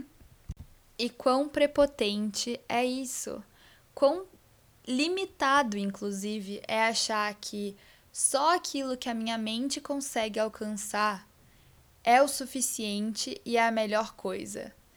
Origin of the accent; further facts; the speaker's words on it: Vitória, Espírito Santo, Brazil; now in São Paulo, Brazil; Vitória, que é onde eu nasci, eu sinto que eles acabam conhecendo um pouquinho de mim também, porque eu carrego as raízes desse lugar muito forte em mim